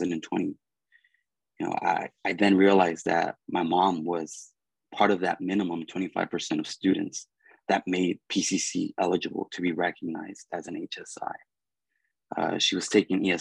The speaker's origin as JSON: {"language": "English", "town": "Pasadena", "region": "California", "country": "United States", "tie": "born or raised there", "said": "in my hometown of Pasadena"}